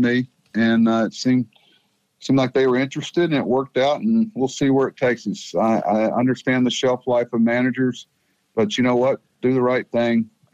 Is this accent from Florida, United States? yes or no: yes; Florida, United States; moved away; also born or lived in Mississippi; I was from Florida